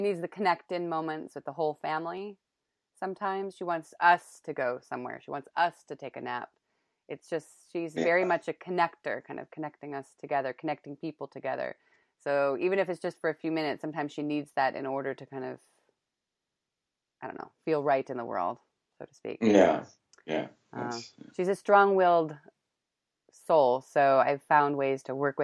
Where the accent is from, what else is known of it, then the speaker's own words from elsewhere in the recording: Northern California, United States; moved away; So we're both West Coasters. I'm from Northern Cal